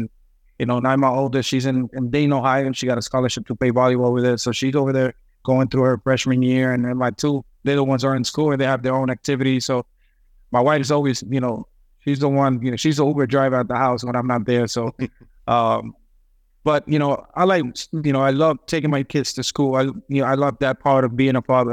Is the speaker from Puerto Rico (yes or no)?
yes; Puerto Rico; moved away; I was born and raised in Puerto Rico, turned pro when I was 16